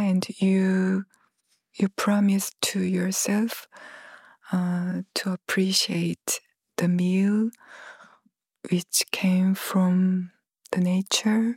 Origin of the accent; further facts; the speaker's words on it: Gwangju, South Korea; Gwangju, which is my hometown